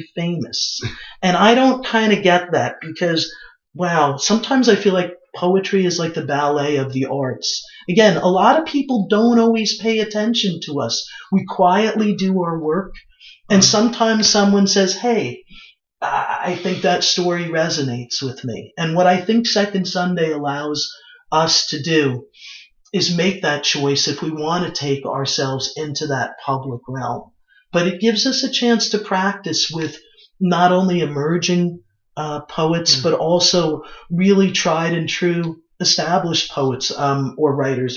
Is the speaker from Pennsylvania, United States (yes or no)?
no; New York City, New York, United States; I was born in Brooklyn